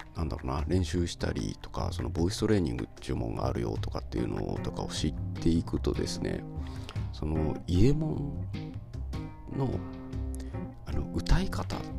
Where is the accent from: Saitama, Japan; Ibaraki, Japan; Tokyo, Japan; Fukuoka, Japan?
Ibaraki, Japan; 僕茨城なんですけど